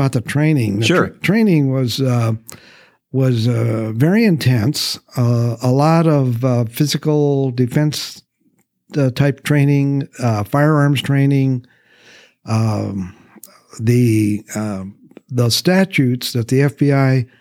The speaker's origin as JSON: {"language": "English", "town": "Grand Island", "region": "Nebraska", "country": "United States", "tie": "born or raised there", "also_born_or_lived": "Memphis, Tennessee / Minot, North Dakota", "moved": "as an adult", "lives_now": "Mansfield, United States", "said": "I grew up in Nebraska"}